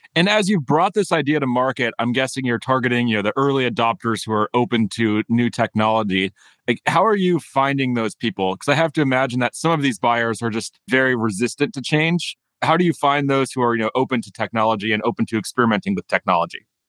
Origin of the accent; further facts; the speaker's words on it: United States; as an American